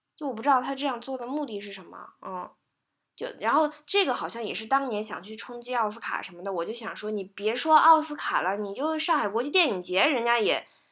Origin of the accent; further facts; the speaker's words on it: China; 我们中国人